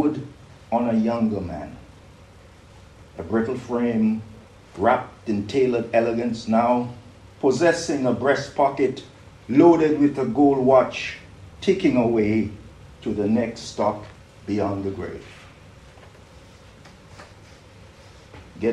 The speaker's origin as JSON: {"language": "English", "country": "St. Kitts & Nevis", "tie": "born or raised there", "also_born_or_lived": "Britain", "moved": "yes", "said": "I grew up in St. Kitts"}